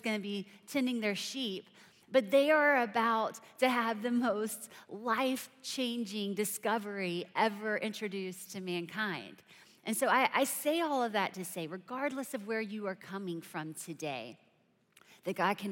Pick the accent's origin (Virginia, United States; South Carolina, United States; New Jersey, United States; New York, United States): South Carolina, United States; I'm from South Carolina